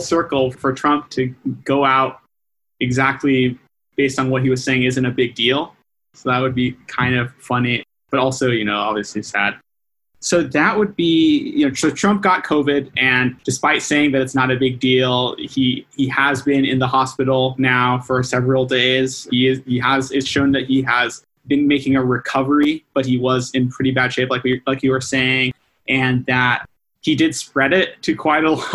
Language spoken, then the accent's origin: English; United States; as an American